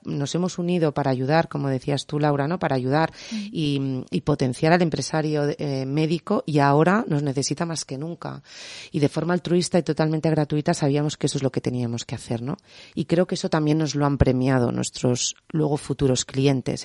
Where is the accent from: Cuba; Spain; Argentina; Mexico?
Spain; Tarragona, Catalonia; yo soy de Tarragona y me siento orgullosísima de ser de Tarragona.